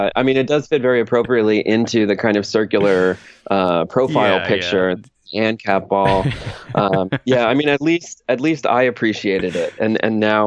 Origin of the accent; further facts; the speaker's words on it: New York, United States; now in New York City, United States; I was born in New York State